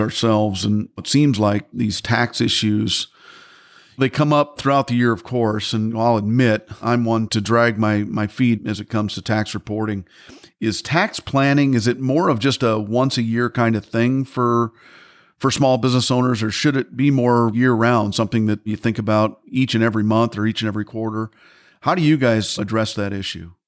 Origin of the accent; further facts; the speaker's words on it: Midwest, United States; I'm from the Midwest myself